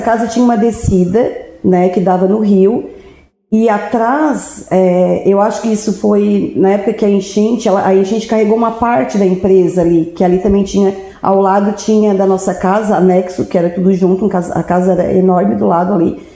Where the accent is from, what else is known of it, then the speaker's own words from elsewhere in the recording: Orleans, Santa Catarina, Brazil; Eu nasci em Orleans, né, no Hospital Santo Otília. E, e a gente já, eu morei minha vida inteira